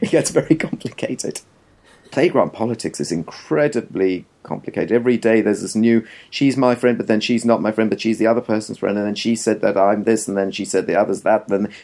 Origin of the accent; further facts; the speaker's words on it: South Africa; now in England; I came from South Africa